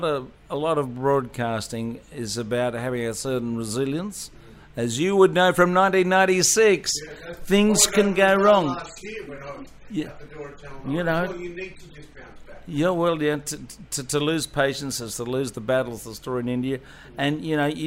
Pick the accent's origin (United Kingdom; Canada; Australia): Australia; being an Australian